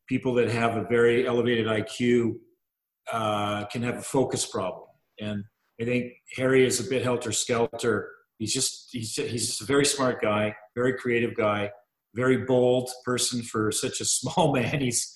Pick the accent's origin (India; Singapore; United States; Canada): Canada; Montreal, Quebec; moved away as an adult; also born or lived in Vancouver / Kingston / Oakville / London; I was born in Vancouver and we moved at an early age, like 7, to Montreal. Oh, and I lived in Montreal till I was about 20